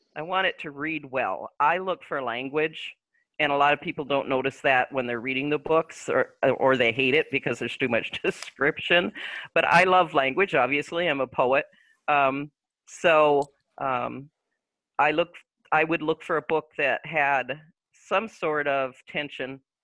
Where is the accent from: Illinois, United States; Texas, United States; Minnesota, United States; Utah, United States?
Minnesota, United States; Little Falls; moved away as an adult; I decided to come back to my hometown